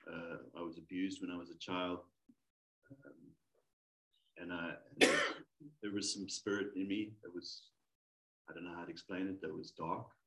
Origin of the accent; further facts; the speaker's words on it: South Africa; from South